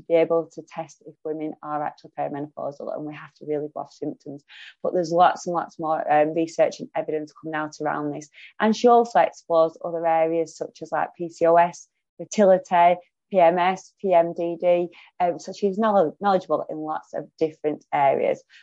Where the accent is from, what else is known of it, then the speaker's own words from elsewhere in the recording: Lancashire, North West England, United Kingdom; accent: broad Lancashire; my broad Lancashire accent